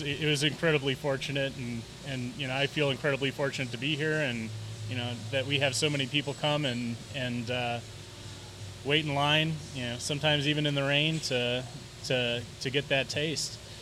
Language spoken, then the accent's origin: English; Wisconsin, United States; moved away as an adult; I'm from Wisconsin